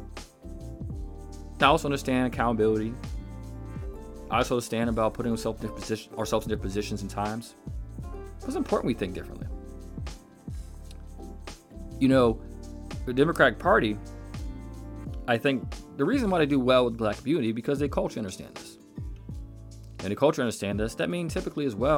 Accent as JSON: {"language": "English", "country": "United States", "said": "proud of being American"}